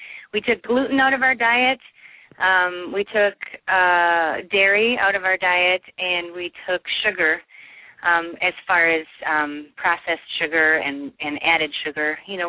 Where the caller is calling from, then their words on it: Mankato, Minnesota, United States; I'm calling from Mankato, Minnesota.